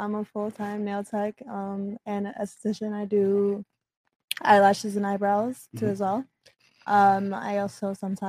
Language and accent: English; Broward, South Florida, United States; I'm born and raised in South Florida.